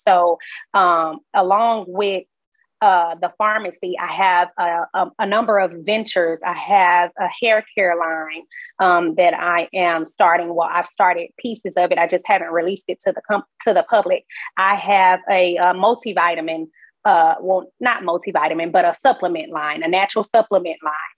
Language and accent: English; Houston, Texas, United States; grew up in Sunnyside